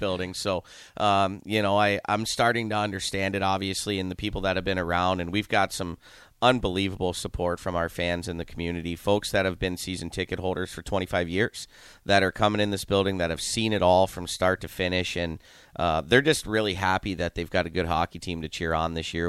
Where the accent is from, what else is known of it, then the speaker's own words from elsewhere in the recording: Youngstown, Ohio, United States; moved away as an adult; also born or lived in Saint Louis / Amarillo, Texas / Philadelphia; now in Lincoln, United States; born and raised in Youngstown, Ohio